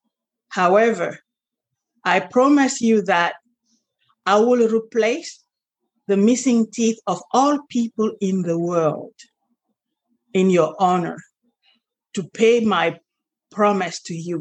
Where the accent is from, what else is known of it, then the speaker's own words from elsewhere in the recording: Cameroon; moved away; also born or lived in France; I was born and raised in Africa, Cameroon